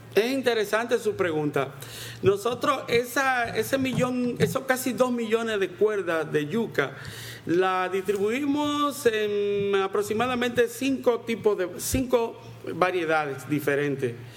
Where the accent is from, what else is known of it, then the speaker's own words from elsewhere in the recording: Dominican Republic; en República Dominicana llamamos raíces y tubérculos a la yuca